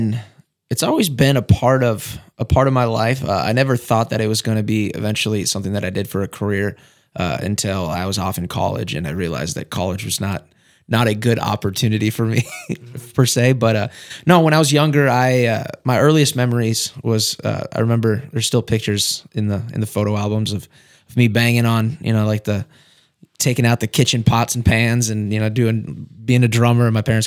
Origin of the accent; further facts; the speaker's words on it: Wendell, North Carolina, United States; also born or lived in Fargo / Sioux Falls; Yeah, so I grew up in Wendell. I moved to Wendell in, sixth grade. So it'd been 2005, 2006.